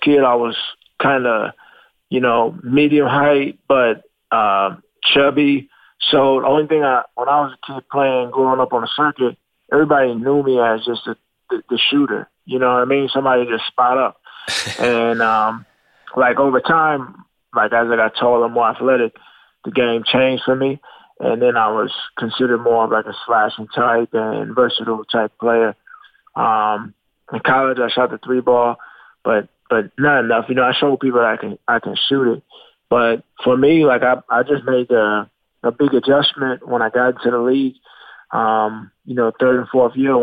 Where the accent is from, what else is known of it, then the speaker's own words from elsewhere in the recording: Long Island, New York, United States; growing up in Long Island